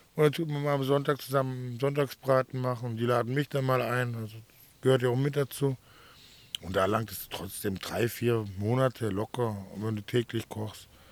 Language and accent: German; Swabia, Baden-Württemberg, Germany; moved away as an adult; now in Mallorca, Spain; ich komme aus dem Schwabeländer